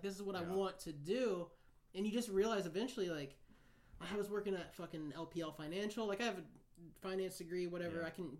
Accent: Kansas, United States; moved away as an adult; now in San Diego, United States; growing up in Kansas

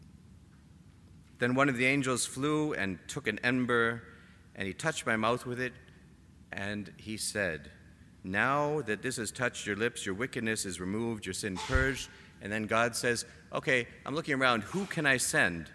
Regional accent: Canada; I'm Canadian

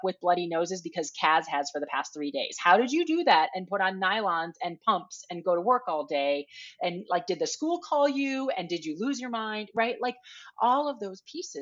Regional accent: Minnesota, United States; moved away; I grew up in Minnesota on these canoe trips

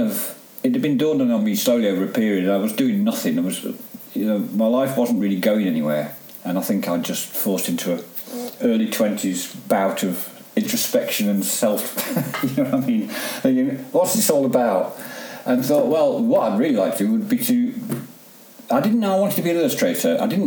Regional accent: Derby, East Midlands, United Kingdom; also born or lived in Staffordshire / Cheshire; Well, all around really, but a lot the Midlands mainly, Derbyshire, Staffordshire, Cheshire. That, you know, we moved around quite a lot, but I settled in Derby towards the end of my home life.

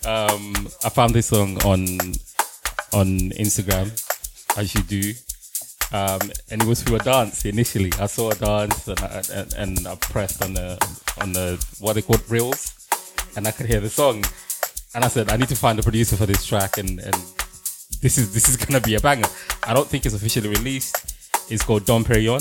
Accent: Kenya; I'm East African. I'm from Kenya, but I'm East African.

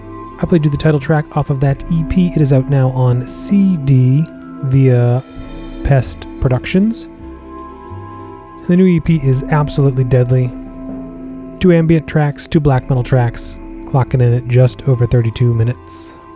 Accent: Massachusetts, United States; out of Massachusetts, my home state.

